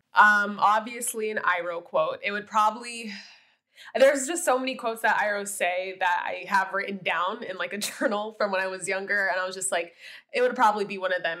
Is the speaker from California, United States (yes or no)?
no; Miami, Florida, United States; I'm from Miami, Florida